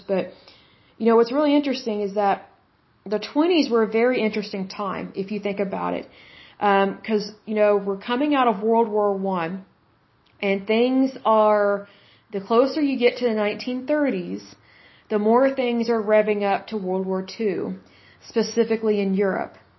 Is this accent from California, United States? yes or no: no; Oklahoma, United States; I'm from Oklahoma